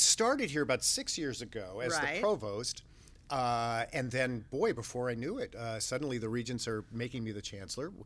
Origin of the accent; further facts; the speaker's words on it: Los Angeles, California, United States; we grew up in the San Fernando Valley, North Hollywood.